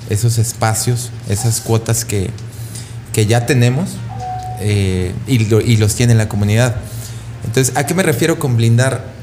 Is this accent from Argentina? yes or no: no; Pabellón de Arteaga, Aguascalientes, Mexico; Yo soy de Pabellón de Arteaga el año pasado eh, asesinaron a una chica trans en mi municipio